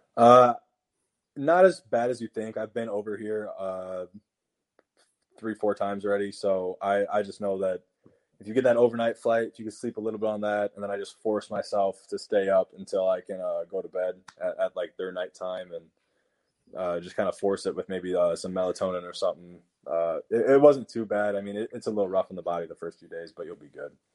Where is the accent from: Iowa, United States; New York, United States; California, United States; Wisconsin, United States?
Iowa, United States; we lived in Iowa